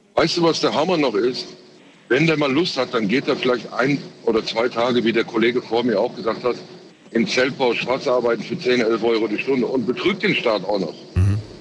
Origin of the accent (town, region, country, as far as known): Frankfurt, Hesse, Germany; born or raised there; also born or lived in Turkey